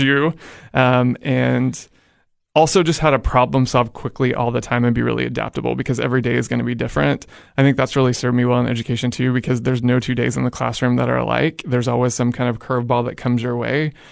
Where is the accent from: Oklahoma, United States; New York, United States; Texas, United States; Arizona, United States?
Oklahoma, United States; Edmond; moved away as an adult; I'm originally from Edmond, Oklahoma